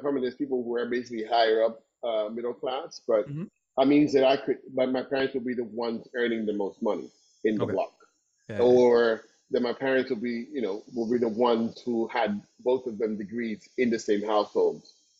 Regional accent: Havana, Cuba; also born or lived in Párraga, Havana; So I come from growing up in Santo Suarez

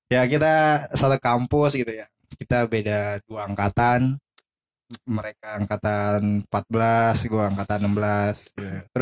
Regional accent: Cibubur, Jakarta, Indonesia; gua eh, asalnya dari Cibubur ya kota pinggiran Jakarta Timur Cibubur

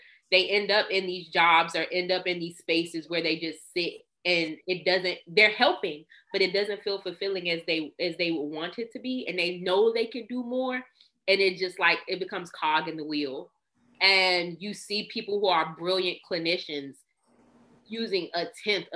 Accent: Washington, District of Columbia, United States; I'm from Northeast DC, baby. You know, I'm the pride of Capitol Hill.

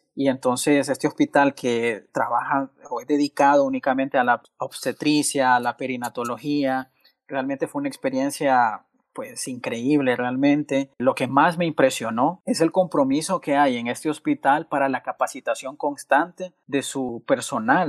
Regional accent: Choluteca, Honduras; soy originario de, del, so, con mucho orgullo 0601

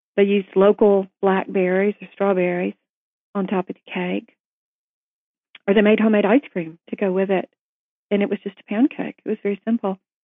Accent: Tennessee, United States; growing up in Tennessee

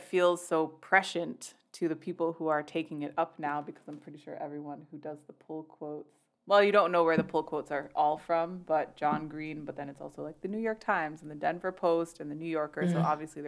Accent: Canada; I'm Canadian

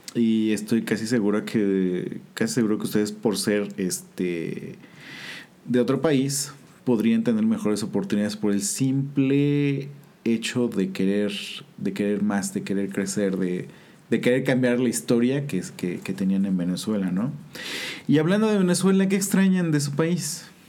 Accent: Mexico; Nosotros como mexicanos

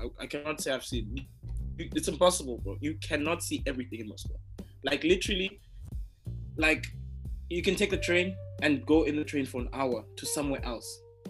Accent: South Africa; so I came from South Africa in December, right?

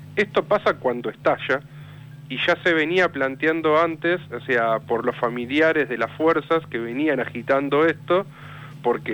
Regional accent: Villa Insuperable, Buenos Aires Province, Argentina; yo soy de Villa Insuperable, la, matanza pegado a Lomas, Loma del Mirador

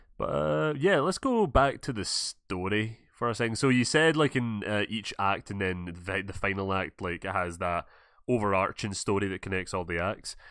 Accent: Scotland, United Kingdom; I'm from Scotland

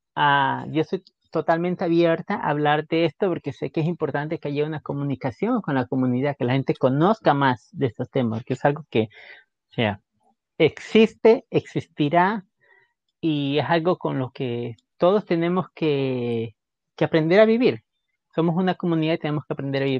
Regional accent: Guayaquil, Guayas, Ecuador; moved away as an adult; creciendo en Guayaquil en esos tiempos

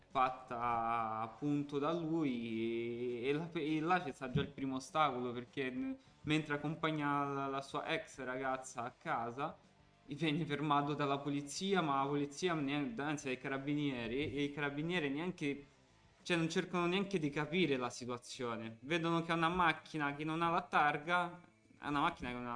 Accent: Calabria, Italy; dando addosso ai calabresi calabresi perché calabrese sono calabrese quindi esatto perché

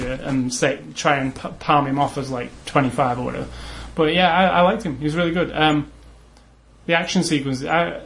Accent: United Kingdom; as a British kid

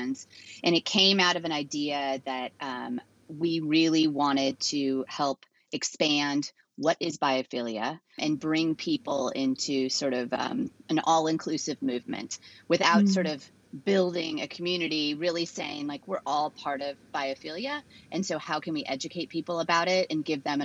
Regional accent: San Francisco, California, United States; also born or lived in Los Angeles, United States; now in Serenbe, Georgia, United States; I grew up in California, and so had always been pretty outdoors, just LA, San Francisco, more in San Francisco

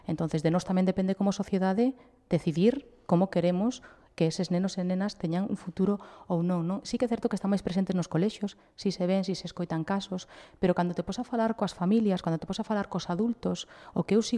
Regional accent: Chapela, Galicia, Spain; Pois eh, eu sempre vivín en Chapela, eh, nunca me quixen marchar dali, eu son sempre digo que son moito máis de barrio que de cidade

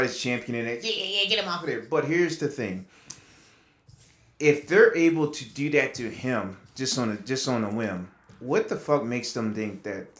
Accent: New York, United States; You know, back when I grew up in New York and needed my projects, you know.

